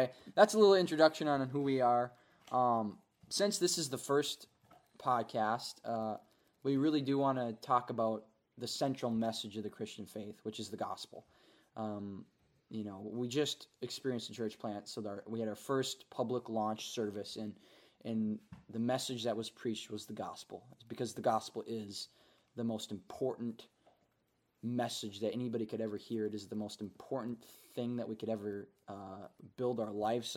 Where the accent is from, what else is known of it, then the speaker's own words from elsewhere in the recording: Minnesota, United States; moved away as an adult; now in North Dakota, United States; I was born in Minnesota, grew up in Minnesota, went to college at North Dakota State University